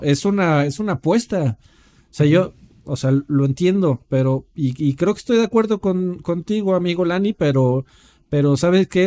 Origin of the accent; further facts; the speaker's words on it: Mexico; como, como Mexa